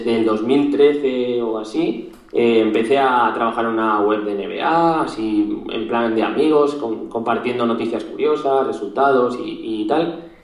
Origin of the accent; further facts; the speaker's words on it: Zaragoza, Aragon, Spain; tengo 25 años, soy de Zaragoza.